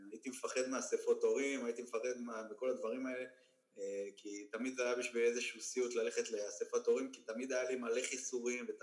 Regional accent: Ashdod, Southern District, Israel; also born or lived in Tiberias; אני גדלתי, ב... נולדתי בטבריה, בגיל 4-5 עברתי לאשדוד.

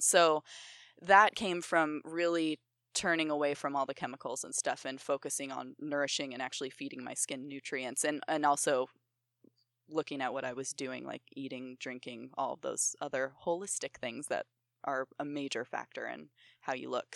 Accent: Ohio, United States; also born or lived in New York; I grew up in Ohio

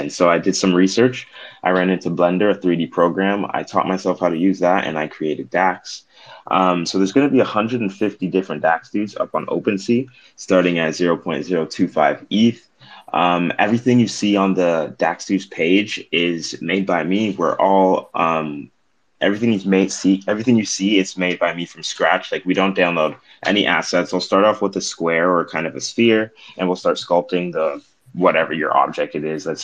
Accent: Toronto, Ontario, Canada; I'm originally from Toronto, Ontario. Me and my girlfriend moved out to BC with our cat.

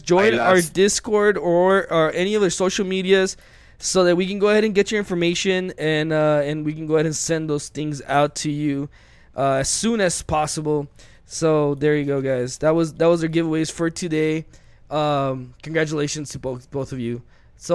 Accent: El Paso, Texas, United States; we are from El Paso, Texas

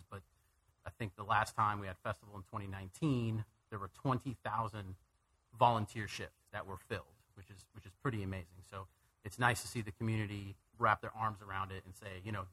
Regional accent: California, United States; born there; also born or lived in Wisconsin / Houston / Arizona; I was born in California, moved to Wisconsin, Houston, Arizona.

